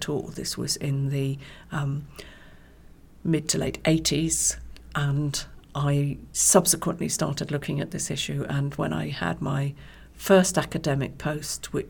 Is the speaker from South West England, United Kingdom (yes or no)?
yes; West Country, South West England, United Kingdom; now in East Anglia, United Kingdom; I was born and brought up in the West Country, so not too far from Wales.